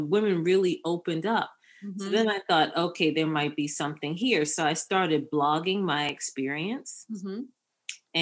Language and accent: English; Baltimore, Maryland, United States; moved away; I'm a Baltimore girl. So I'm back in Maryland, but I was gone for a long time